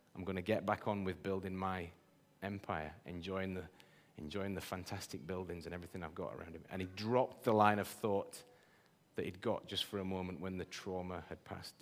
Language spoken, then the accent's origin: English; Yorkshire and the Humber, United Kingdom; I'm a Yorkshireman